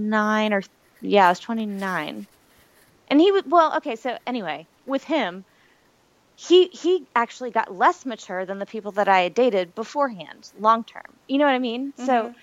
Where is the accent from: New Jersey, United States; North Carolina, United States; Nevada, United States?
North Carolina, United States; Wilmington; now in Charleston, United States; once I turned 25, I moved to Charleston from Wilmington, North Carolina. Mm-hmm. And so I've always been on the coast.